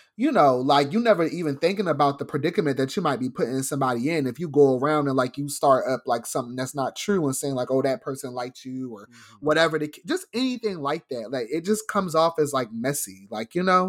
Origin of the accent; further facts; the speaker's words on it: New Jersey, United States; I grew up in South Jersey